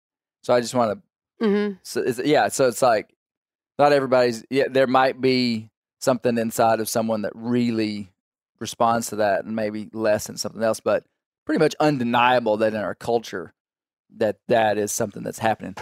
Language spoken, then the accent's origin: English; Kentucky, United States; Do they just keep sending a guy from another state? I'm from Kentucky.